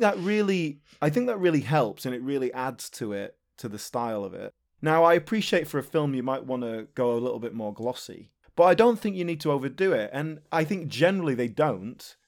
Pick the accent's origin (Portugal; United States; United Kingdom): United Kingdom; near Leeds, Yorkshire and the Humber; when I was a teenager, uh, growing up near Leeds